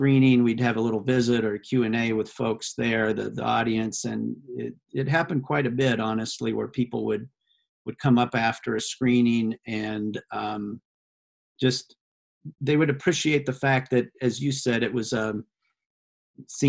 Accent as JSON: {"language": "English", "region": "Iowa", "country": "United States", "tie": "born or raised there", "said": "my home state of Iowa"}